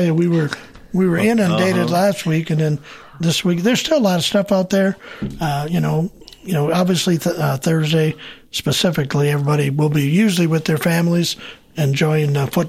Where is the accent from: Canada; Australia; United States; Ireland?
United States; Michigan; moved away; I'm not even from around here, but even where I grew up in Michigan